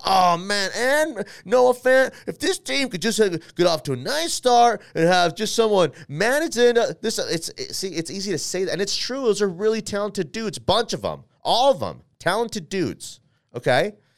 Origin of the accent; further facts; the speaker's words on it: Denver, Colorado, United States; I am from Denver, Colorado here.